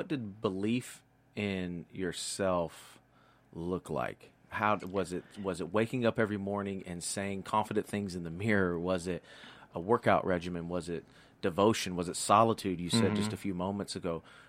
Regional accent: Tennessee, United States; now in Pacific Northwest, United States; Tennessee native here, man.

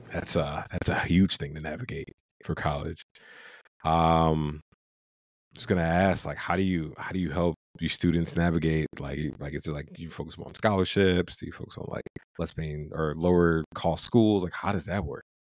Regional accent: Ohio, United States; moved away; I'm from Ohio, went to University of Toledo, which is like our, our home state school

